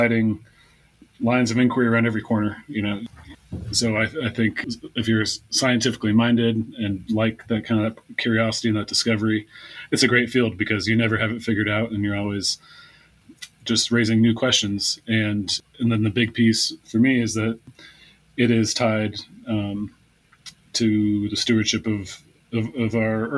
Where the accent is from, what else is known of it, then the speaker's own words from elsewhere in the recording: foothills east of Sacramento, California, United States; I grew up in the foothills east of Sacramento in California